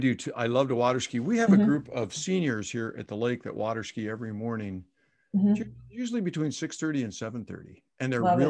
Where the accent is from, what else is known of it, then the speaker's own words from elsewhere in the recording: Indiana, United States; I'm a Hoosier. I'm from Indiana.